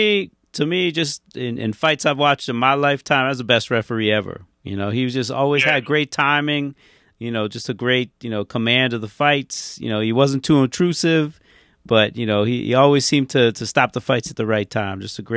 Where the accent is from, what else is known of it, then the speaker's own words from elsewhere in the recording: Pennsylvania, United States; I grew up in Pennsylvania